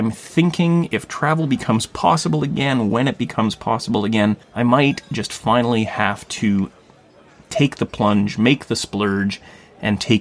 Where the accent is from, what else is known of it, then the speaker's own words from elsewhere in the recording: Thunder Bay, Ontario, Canada; Thunder Bay, my hometown